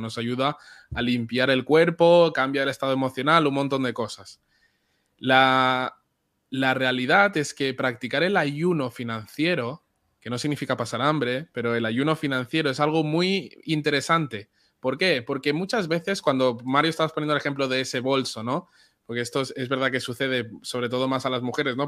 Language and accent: Spanish; Barcelona, Catalonia, Spain; Yo nací en Barcelona y mis papás son de República Dominicana.